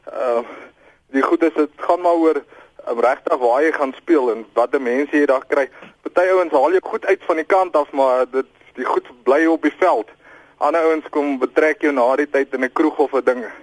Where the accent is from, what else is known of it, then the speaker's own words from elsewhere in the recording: Free State, South Africa; Ek kom uit die Vrystaat uit, ek's 'n groot Vrystaat ondersteuner.